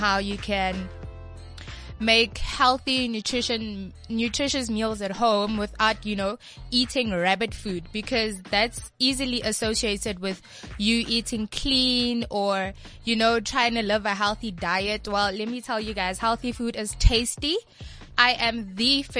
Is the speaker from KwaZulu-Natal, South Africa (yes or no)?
no; Pretoria, Gauteng, South Africa; also born or lived in Rustenburg / Potchefstroom; I've been living in Pretoria since the age of 3. So I believe that ke motho tla ga Pitori, and I'm in love with being from, you know, the Jacaranda city